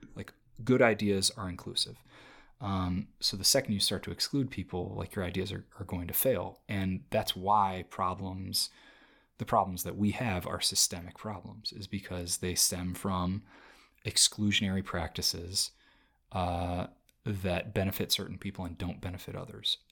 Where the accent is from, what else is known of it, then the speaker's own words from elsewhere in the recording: United States; now in Los Angeles, United States; I grew up in America